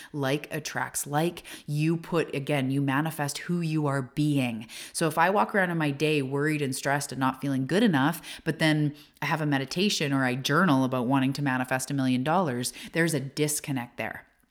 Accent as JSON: {"language": "English", "country": "Canada", "also_born_or_lived": "Vancouver Island", "said": "I am a Canadian and I'm living on the west coast of Canada in a little tiny beach town"}